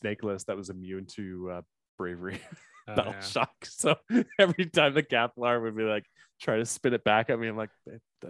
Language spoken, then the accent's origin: English; Canada; I'm Canadian.